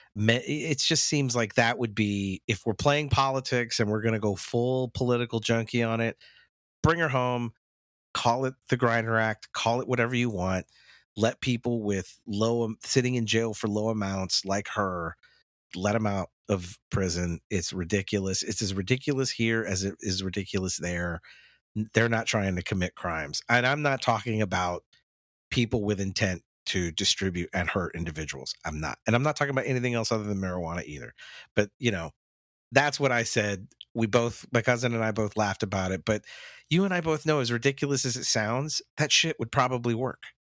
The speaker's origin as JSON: {"language": "English", "country": "United States", "said": "Americans in general, me included"}